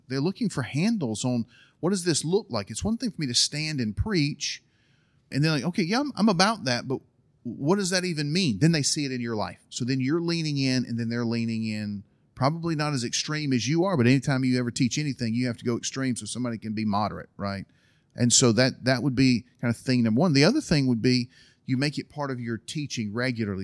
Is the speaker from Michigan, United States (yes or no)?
no; Alabama, United States; moved away as an adult; also born or lived in Berlin, Germany / Istanbul, Turkey; I was from Alabama